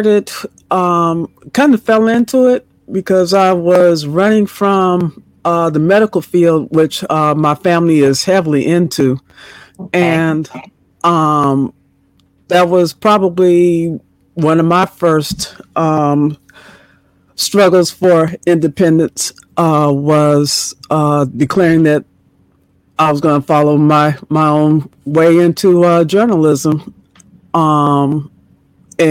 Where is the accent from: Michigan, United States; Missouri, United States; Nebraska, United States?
Michigan, United States; Ypsilanti; also born or lived in Inkster, Michigan; I'm from Ypsilanti. I went to school in Ypsilanti